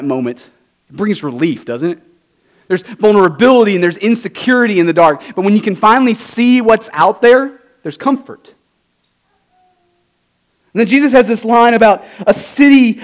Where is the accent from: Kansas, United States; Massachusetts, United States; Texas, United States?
Texas, United States; Southeast; moved away; I'm from Southeast Texas